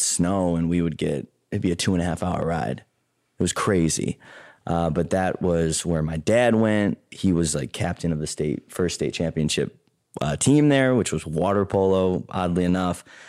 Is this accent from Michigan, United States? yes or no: no; Chicago, Illinois, United States; I grew up in a suburb outside of Chicago, a southwest suburb called Payless Park